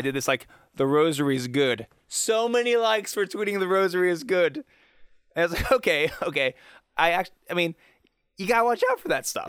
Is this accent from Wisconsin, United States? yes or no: no; Pittsburgh, Pennsylvania, United States; growing up in Pittsburgh, it's still culturally very Catholic